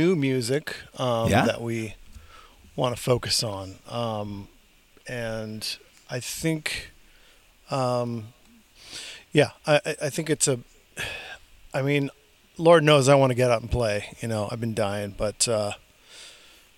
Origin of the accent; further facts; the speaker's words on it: Lakewood, California, United States; also born or lived in San Fernando Valley, Los Angeles; I grew up in a suburb of Long Beach, California. So not too far from where I am right now. I'm in the Valley.